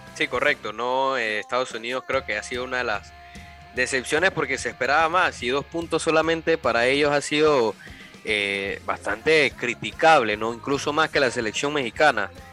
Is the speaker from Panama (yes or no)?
yes; Panama; a uno como panameño, como fanático, como periodista